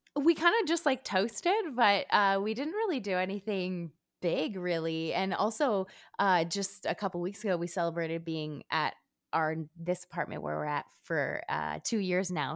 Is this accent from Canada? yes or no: yes; Montreal, Quebec, Canada; now in Los Angeles, United States; I'm originally from Montreal